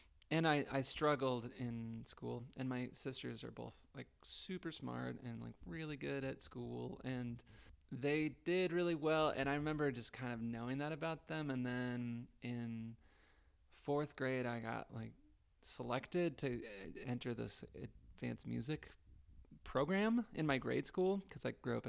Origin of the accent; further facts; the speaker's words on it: Juneau, Alaska, United States; In Juneau, Alaska.